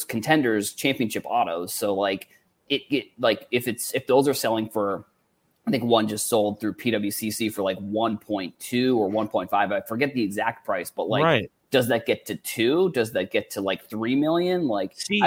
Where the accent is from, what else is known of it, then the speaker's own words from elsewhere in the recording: Boston, Massachusetts, United States; I'm from Boston